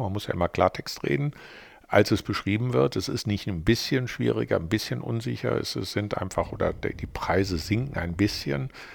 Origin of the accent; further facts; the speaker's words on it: North Rhine-Westphalia, Germany; moved away as an adult; now in Düsseldorf, Germany; eigentlich bin ich ja äh, äh Rheinländer mit westfälischen Wurzeln, weil ich ja mit, äh, wie alt war ich denn da, weiß ich nicht, 26, 27 hierher gekommen bin aus Westfalen